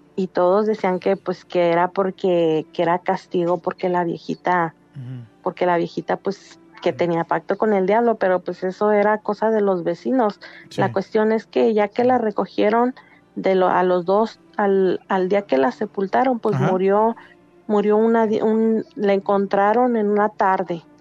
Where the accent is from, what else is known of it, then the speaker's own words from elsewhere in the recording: Valparaíso, Zacatecas, Mexico; now in Los Angeles, United States; Soy de Zacatecas, pero radico en Los Ángeles.